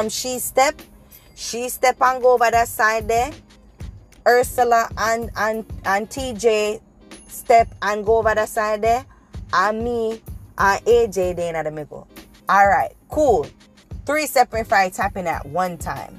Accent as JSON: {"language": "English", "country": "Jamaica", "moved": "yes", "said": "we're all Jamaican"}